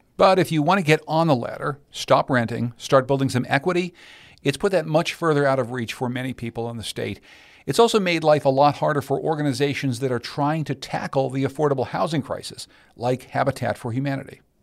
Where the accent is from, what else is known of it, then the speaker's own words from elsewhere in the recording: Pittsburgh, Pennsylvania, United States; moved away; I grew up in Pittsburgh, Pennsylvania